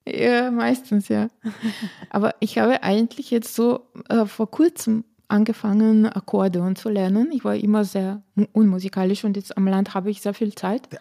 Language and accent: German; Slovenia; accent: Slavic; German is a second language; moved away as an adult; also born or lived in Vienna, Austria; now in Wolfsthal, Austria; bei uns in Slowenien